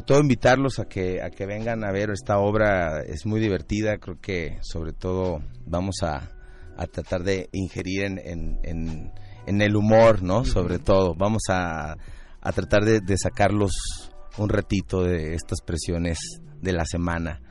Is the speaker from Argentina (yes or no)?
no; Guadalajara, Jalisco, Mexico; now in Mexico City, Mexico; todos los integrantes de, la obra somos de Guadalajara. Ah y, todos radicamos acá en, ah, la Ciudad de México